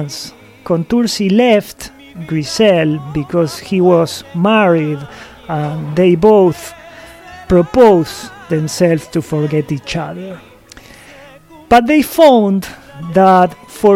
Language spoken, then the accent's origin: English; Buenos Aires, Argentina; also born or lived in East Coast of the USA; now in United States; born and raised in Buenos Aires, Argentina, and now living in the East Coast of the USA